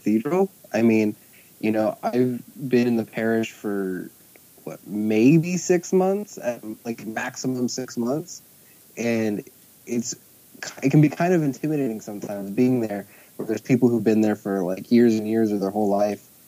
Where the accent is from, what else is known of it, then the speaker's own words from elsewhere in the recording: Sacramento, California, United States; moved away as an adult; also born or lived in Portland; I am from Sacramento, but I've lived in Portland for the last 6 years.